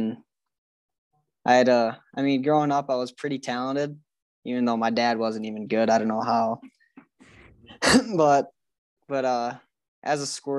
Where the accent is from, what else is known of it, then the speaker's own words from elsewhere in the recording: Hastings, United States; So I grew up in Hastings. I've lived in the same house for 18 years. My parents have lived here for 20 plus, I think.